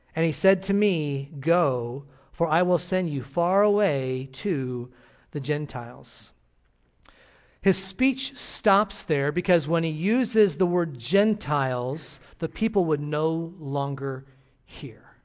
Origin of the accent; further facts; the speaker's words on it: Illinois, United States; moved away as an adult; I'm from Illinois, and, uh, grew up there